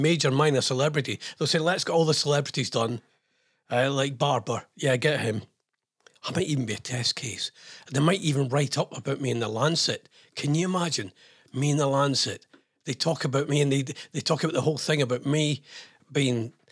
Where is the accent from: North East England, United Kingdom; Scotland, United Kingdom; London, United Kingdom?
Scotland, United Kingdom; I'm Scottish.